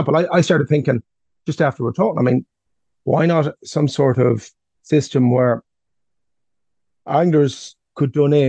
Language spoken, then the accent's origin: English; Ireland